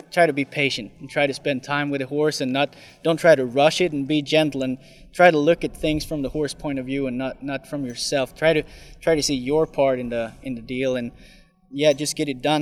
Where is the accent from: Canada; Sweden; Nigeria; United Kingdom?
Sweden; now in United States; My home country is Sweden, actually.